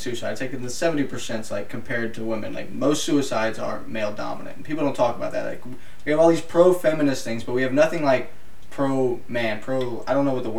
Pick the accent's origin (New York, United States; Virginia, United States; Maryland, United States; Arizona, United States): Virginia, United States; I'm from Virginia